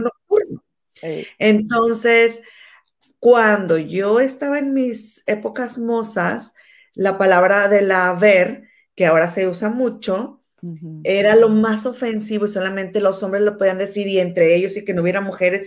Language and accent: Spanish; Mexico; moved away; yo soy mexicana